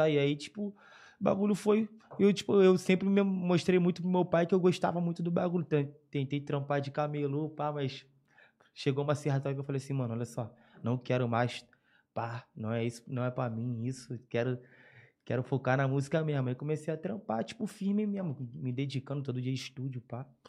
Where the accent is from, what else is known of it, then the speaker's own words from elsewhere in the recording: Rio de Janeiro, Brazil; eu sou cria de Madureira, né? Zona Norte da RJ, cria.